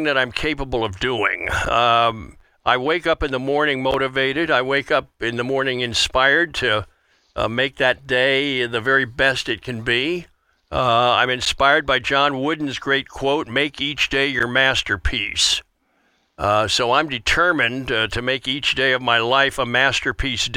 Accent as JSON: {"language": "English", "town": "Wilmington", "region": "Delaware", "country": "United States", "tie": "born or raised there", "also_born_or_lived": "Philadelphia / Spartanburg, South Carolina / Chicago / Atlanta", "moved": "as an adult", "said": "I grew up in Wilmington, Delaware, right just south of Philly. So that area was home for me"}